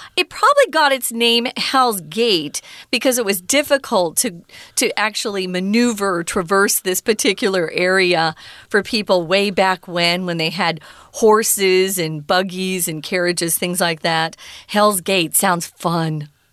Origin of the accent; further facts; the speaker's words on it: Arizona, United States; I was growing up in Arizona